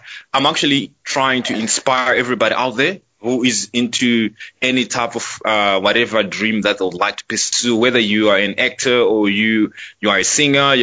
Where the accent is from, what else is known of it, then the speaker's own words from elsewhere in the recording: Centurion, Gauteng, South Africa; I was born and raised in... There's a suburb in Pretoria they call Centurion.